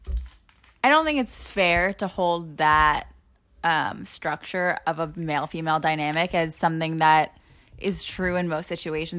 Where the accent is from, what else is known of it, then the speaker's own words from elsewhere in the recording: New York City, New York, United States; I grew up in Bayside.